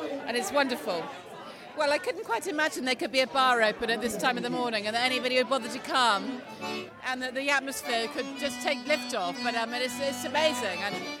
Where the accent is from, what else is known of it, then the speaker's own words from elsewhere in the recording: London, United Kingdom; I'm from London, England.